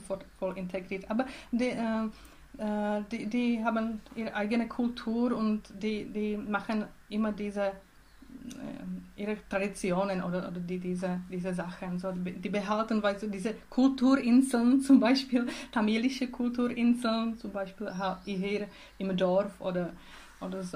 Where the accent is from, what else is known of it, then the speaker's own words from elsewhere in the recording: Czechia; German is a second language; moved away as an adult; now in Switzerland; in Tschechien, in meinem Heimatland und Heimatregion. es heißt Bile Karpaty.